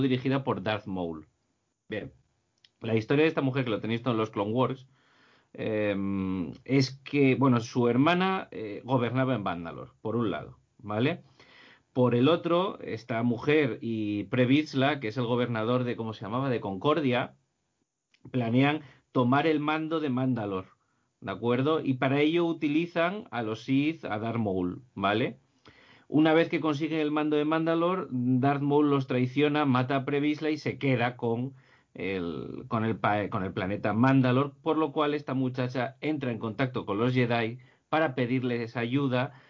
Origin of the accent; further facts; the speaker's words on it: Gijón, Asturias, Spain; Gijón donde yo nací